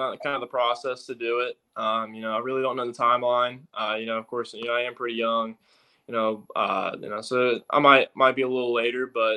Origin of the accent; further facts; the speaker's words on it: Florida, United States; I'm from Florida